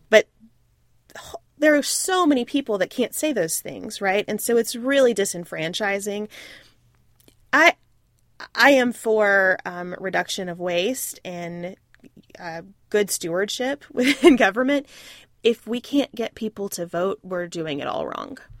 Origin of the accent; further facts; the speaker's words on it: United States; being an American